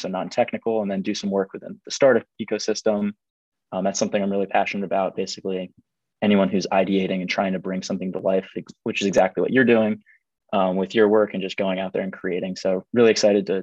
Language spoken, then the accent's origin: English; Delray Beach, Florida, United States; moved away as an adult; also born or lived in Ithaca, New York; Was born and raised in South Florida